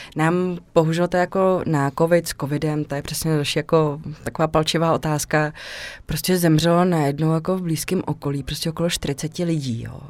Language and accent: Czech; Czechia; moved away as an adult; also born or lived in Mexico / Krč, Prague